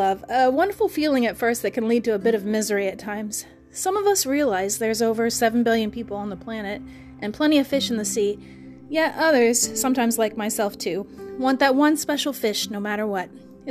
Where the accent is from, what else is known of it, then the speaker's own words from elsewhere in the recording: Kansas, United States; The state flower of my hometown state of Kansas is the sunflower